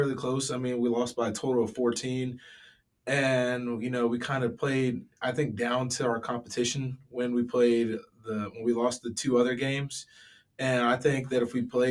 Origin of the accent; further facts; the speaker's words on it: Chesterfield, Virginia, United States; I'm from Chesterfield, Virginia, Manchester High School